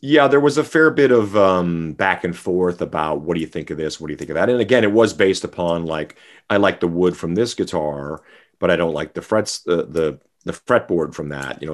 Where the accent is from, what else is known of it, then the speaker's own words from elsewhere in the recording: Saskatchewan, Canada; also born or lived in Vancouver; now in Las Vegas, United States; I grew up in Saskatchewan